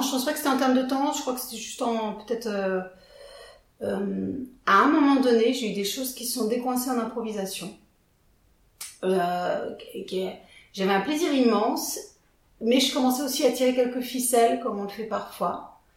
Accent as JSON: {"language": "French", "town": "Villefranche-sur-Saône", "region": "Auvergne-Rhône-Alpes", "country": "France", "also_born_or_lived": "Lyon", "said": "je viens de Villefranche-sur-Saône, petite bourgade, euh, ma foi fort sympathique"}